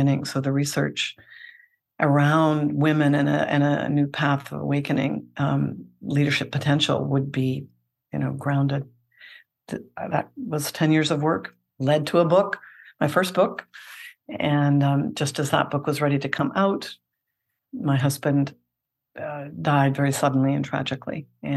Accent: Canada; accent: Canadian; now in Seattle, United States; I'm based in Seattle, although I'm originally Canadian, and some might recognize that accent still shining through

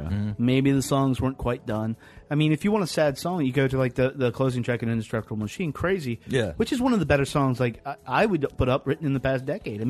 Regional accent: the South, United States; I grew up in the South.

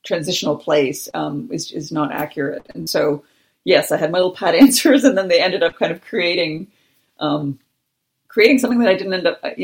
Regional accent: Kitchener, Ontario, Canada; also born or lived in Uganda / Nairobi, Kenya; I was born in Uganda. My grandparents are from India. And then we got kicked out by Idi Amin.

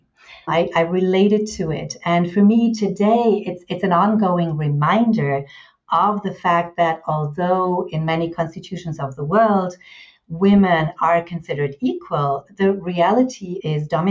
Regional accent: Germany; I'm German, 52 years old

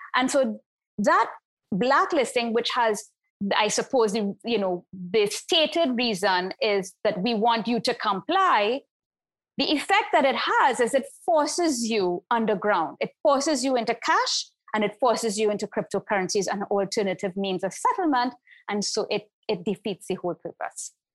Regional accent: Trinidad & Tobago; now in Barbados; my home country in Trinidad and Tobago

